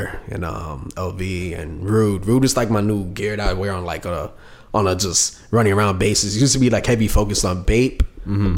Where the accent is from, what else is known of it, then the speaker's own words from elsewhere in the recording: New York City, New York, United States; I'm from Brooklyn, New York